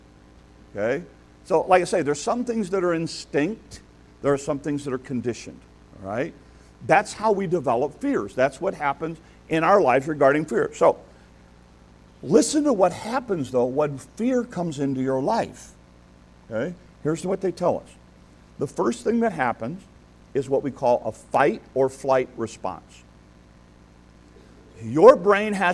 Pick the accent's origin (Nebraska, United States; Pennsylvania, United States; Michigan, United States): Michigan, United States; Detroit; moved away; also born or lived in Chicago; I got to Detroit after the race riots, just right after the race riots in Detroit. So I grew up in that kind of culture